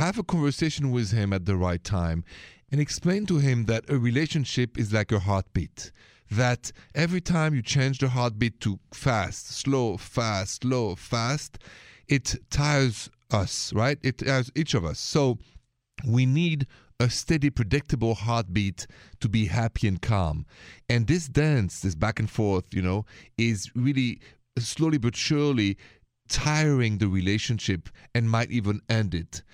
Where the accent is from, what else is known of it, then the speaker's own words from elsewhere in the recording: France; accent: French; my accent is French.